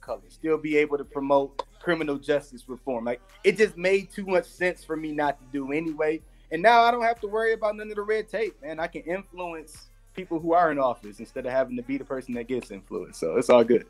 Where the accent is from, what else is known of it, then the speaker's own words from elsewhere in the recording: Detroit, Michigan, United States; i'm from the hood i'm from you know you know detroit detroit area similar to any um, urban area i guess throughout the united states